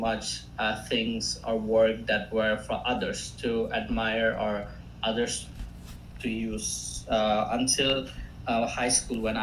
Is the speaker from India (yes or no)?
yes; India; first language Assamese; English is a second language; also born or lived in Greenville, South Carolina, United States; now in Boston, United States; I'm from India originally. Right now I'm between Boston